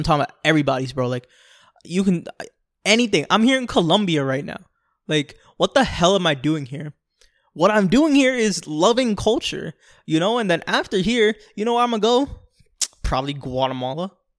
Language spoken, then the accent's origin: English; New York, United States; born there; when I was born in New York, there was a family that lived in the floor above us